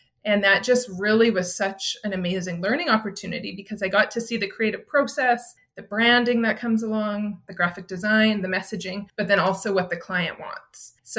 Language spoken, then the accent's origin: English; Saskatchewan, Canada; moved away as an adult; also born or lived in Calgary; I grew up in Saskatchewan.